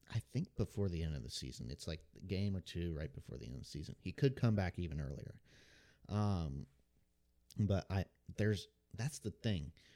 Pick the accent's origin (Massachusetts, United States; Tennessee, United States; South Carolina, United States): Tennessee, United States; Memphis; I was born in Memphis, Tennessee